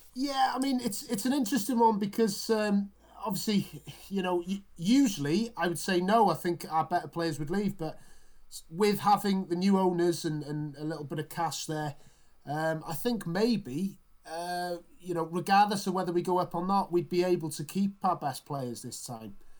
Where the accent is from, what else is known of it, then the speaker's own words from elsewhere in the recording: Wales, United Kingdom; as a Welshman